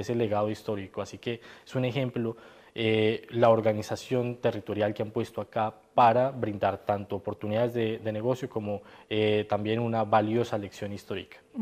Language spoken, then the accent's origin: Spanish; Colombia